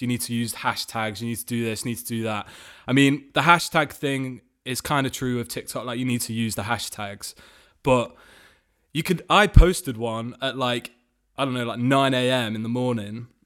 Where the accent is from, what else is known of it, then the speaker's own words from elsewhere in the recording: Nottingham, East Midlands, United Kingdom; in my hometown, um, Nottingham